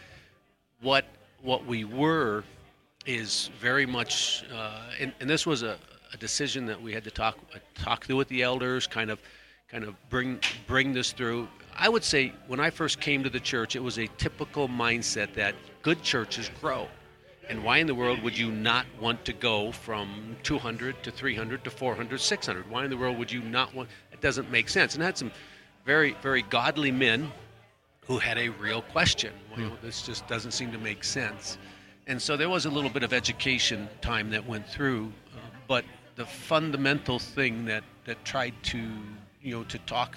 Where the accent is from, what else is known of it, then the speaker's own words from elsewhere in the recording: Minnesota, United States; also born or lived in Poland; now in Leavenworth, United States; I grew up in Minnesota, my wife in Iowa, so Midwesterners